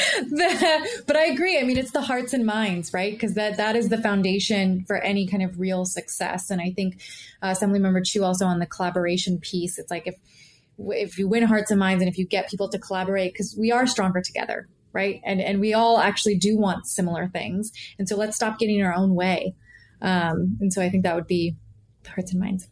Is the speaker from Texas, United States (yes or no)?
no; the Bay Area, California, United States; I'm from the Bay Area. My I'm first generation in, in Indian American.